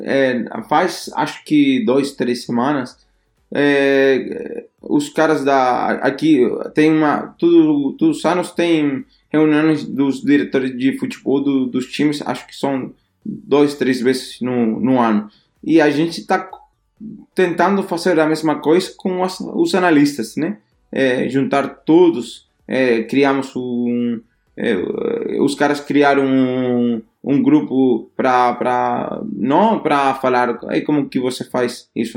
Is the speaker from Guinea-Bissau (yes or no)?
no; Spain; Portuguese is a second language; moved away as an adult; now in Denmark; somos dois espanhóis